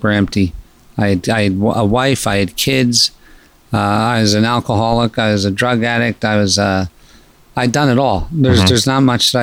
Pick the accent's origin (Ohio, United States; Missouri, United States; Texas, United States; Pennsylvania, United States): Pennsylvania, United States; moved away as an adult; also born or lived in Scranton, Pennsylvania / Malibu, California; I was born in Pennsylvania in a pretty non-normal environment that was kind of violent. Mm-hmm. And I had early childhood challenges with school